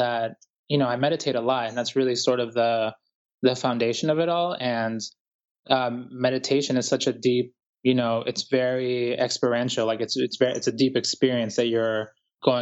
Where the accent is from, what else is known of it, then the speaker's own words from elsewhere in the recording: Boston, Massachusetts, United States; also born or lived in Guayaquil, Ecuador; now in New York City, United States; I was born in Ecuador, Guayaquil, Ecuador, to be exact. And I grew up here in the United States in Boston, and I'm currently living in New York City